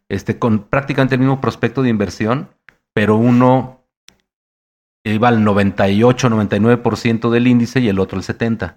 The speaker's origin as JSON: {"language": "Spanish", "country": "Mexico", "said": "por ser mexicano"}